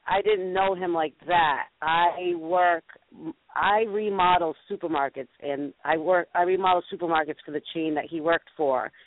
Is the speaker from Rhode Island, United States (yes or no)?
yes; Rhode Island, United States; I'm from Rhode Island